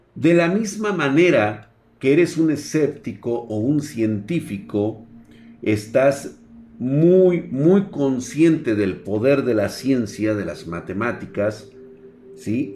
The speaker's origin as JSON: {"language": "Spanish", "country": "Mexico", "said": "el México primitivo en el cual vivimos"}